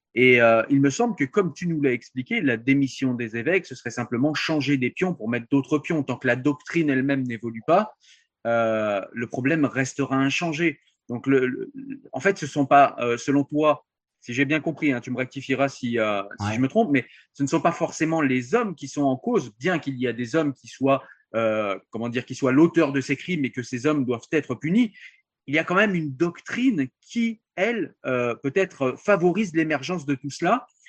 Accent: France; je suis français, je pensais vivre en pays laïque

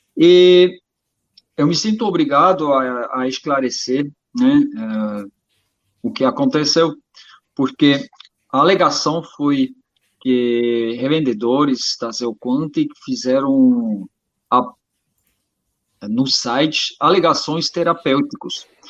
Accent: Switzerland; eu sou suíço, naturopata

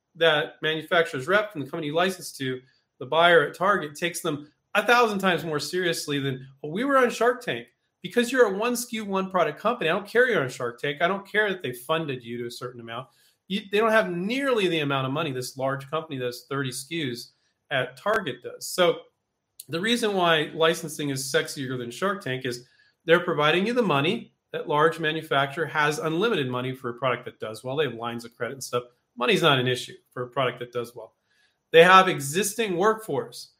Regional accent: Silicon Valley, California, United States; moved away as an adult; now in Henderson, United States; I grew up in Silicon Valley

